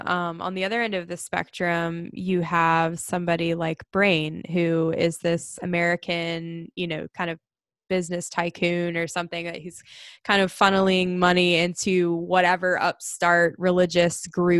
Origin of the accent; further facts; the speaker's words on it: Ireland; the two of us both being Irish.